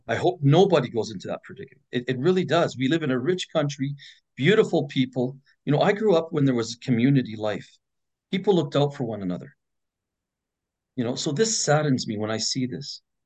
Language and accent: English; Edmonton, Alberta, Canada; it was much safer back in my day growing up in Edmonton